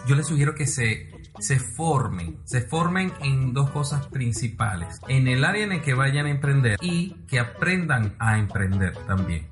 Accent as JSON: {"language": "Spanish", "country": "Venezuela", "said": "nuestro país, Venezuela"}